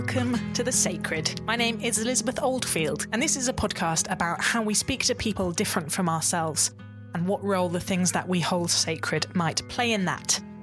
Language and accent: English; United Kingdom; as a British person